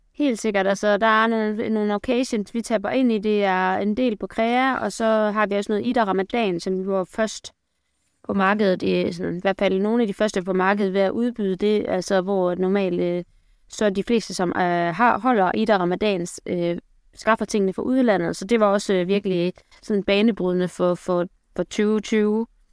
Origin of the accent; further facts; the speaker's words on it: Aarhus, Central Denmark Region, Denmark; accent: Jutlandic; jeg kommer fra Aarhus. Der er lige lidt jude, det kan I måske høre i løbet af udsendelsen